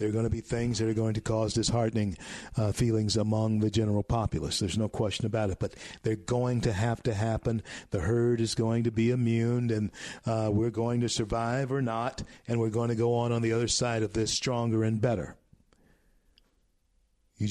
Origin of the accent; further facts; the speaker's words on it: Shreveport, Louisiana, United States; Shreveport, Louisiana, my hometown. Born in Confederate Memorial Hospital.